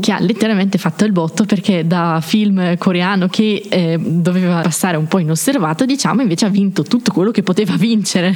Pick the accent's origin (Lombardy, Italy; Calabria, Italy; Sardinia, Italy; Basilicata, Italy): Lombardy, Italy; Brescia; moved away as an adult; now in Trento, Italy; come avete già potuto notare dal mio simpatico accento provengo da Brescia